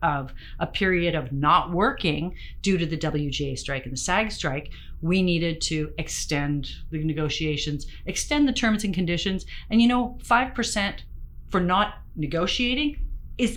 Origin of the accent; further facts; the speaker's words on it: Ontario, Canada; also born or lived in Western Canada; now in British Columbia, Canada; I've been a Westerner a long time. I was born in Ontario